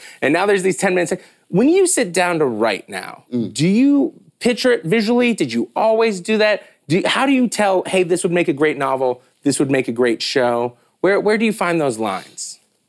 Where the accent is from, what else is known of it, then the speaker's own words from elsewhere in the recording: United States; especially as a U.S. citizen, as American